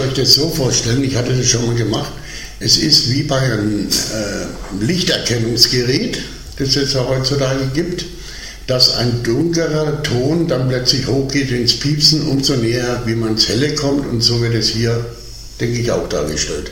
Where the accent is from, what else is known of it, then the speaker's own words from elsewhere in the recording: Nuremberg, Bavaria, Germany; als Nürnberger